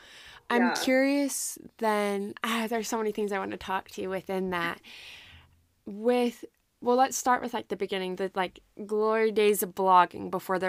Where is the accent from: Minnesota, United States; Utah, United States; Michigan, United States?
Utah, United States; I mean, I grew up in Utah.